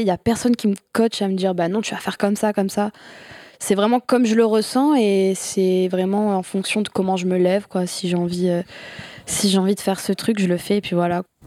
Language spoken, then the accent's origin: French; Bergerac, Nouvelle-Aquitaine, France; now in Bordeaux, France; je viens de Bergerac, à côté de Bordeaux, donc maintenant j'habite à, Bordeaux